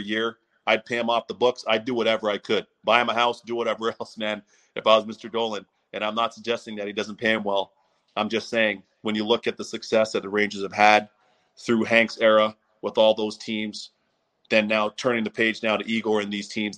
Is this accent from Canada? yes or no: yes; Toronto, Ontario, Canada; my hometown of Toronto